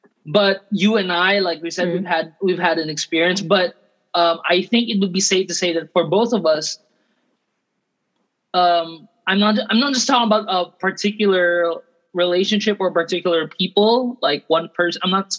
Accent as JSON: {"language": "English", "country": "Thailand", "tie": "born or raised there", "said": "We're Filipino, right? And then, but then for us, we grew up here in Thailand. We grew up in another country."}